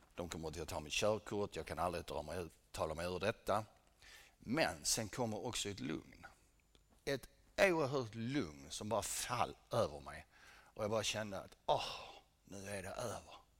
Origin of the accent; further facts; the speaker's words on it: Helsingborg, Skåne, Sweden; Jag föddes här i Helsingborg 1963